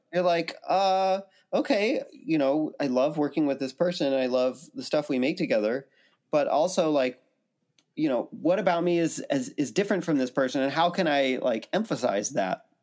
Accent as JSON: {"language": "English", "town": "Santa Cruz", "region": "California", "country": "United States", "tie": "born or raised there", "also_born_or_lived": "New York / Princeton, New Jersey", "moved": "yes", "lives_now": "Nashville, United States", "said": "I grew up in Santa Cruz, California"}